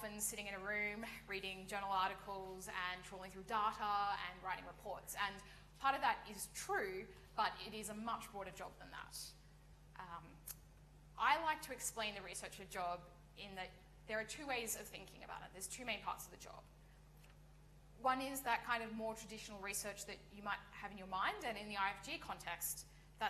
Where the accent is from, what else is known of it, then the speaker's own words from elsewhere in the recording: Australia; moved away as an adult; now in United Kingdom; I come from Australia